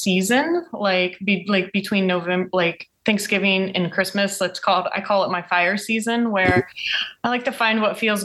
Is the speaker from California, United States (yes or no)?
no; Ohio, United States; I'm from Ohio